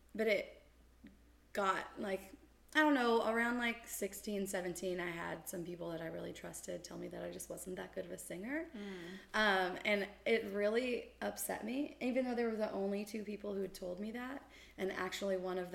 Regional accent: Sparks, Nevada, United States; moved away as an adult; also born or lived in Las Vegas, Nevada / China / Idaho / California; now in Nashville, United States; I am from Reno, Nevada

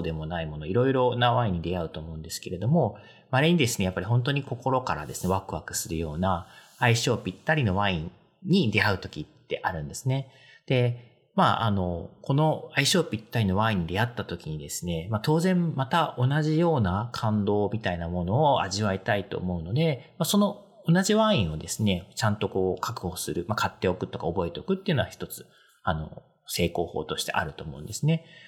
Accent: Kanto, Japan; まあ私関東 なんですけど

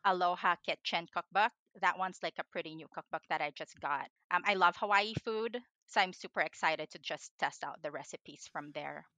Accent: Philippines; moved away; I grew up in the Philippines

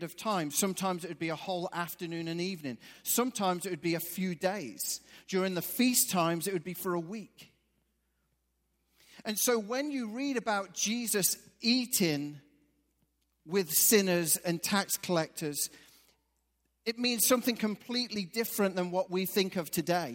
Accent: England, United Kingdom; moved away; I'm actually from England.

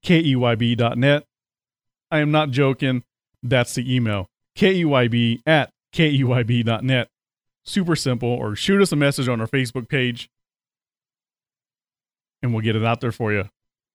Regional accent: the South, United States; I grew up in the South.

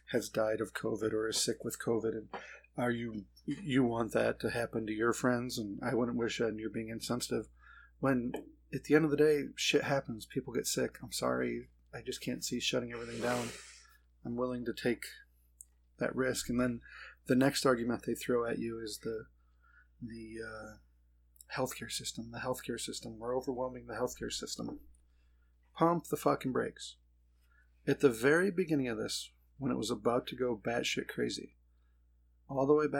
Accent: United States

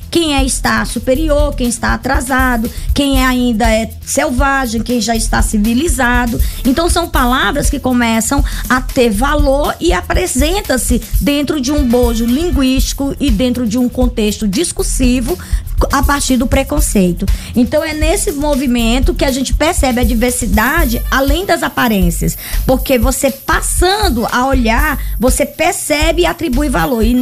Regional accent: Rio Grande do Sul, Brazil; Essa coisa quando você diz, ah, eu sou gaúcho, todos falam é, ou brincam com o meu sotaque ou com a minha regionalidade, né?

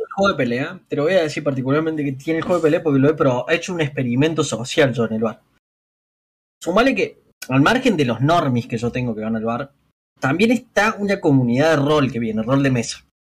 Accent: Córdoba, Argentina; básicamente soy cordobés

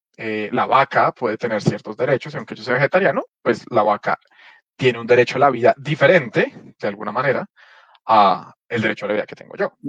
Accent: Colombia; nos toca como sociedad colombiana

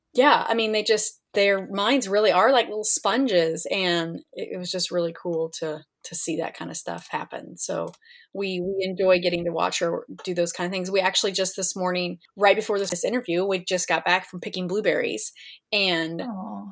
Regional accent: Kansas, United States; I grew up here in Kansas

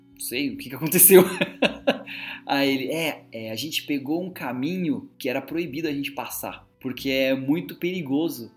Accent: Brazil; moved away; Eu sou brasileiro

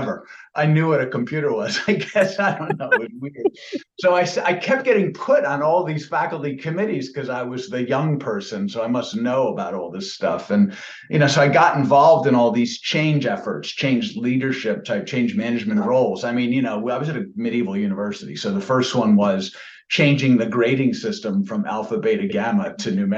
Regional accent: Rochester, New York, United States; I was born in Rochester, New York

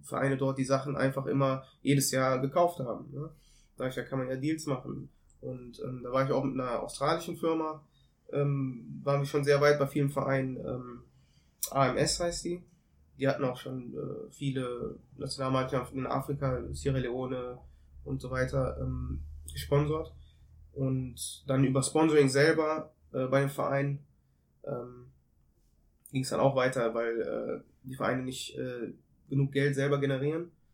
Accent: Cologne, North Rhine-Westphalia, Germany; also born or lived in Ethiopia; bin halb Äthiopier, halb Deutscher, geboren in Köln und auch aufgewachsen.

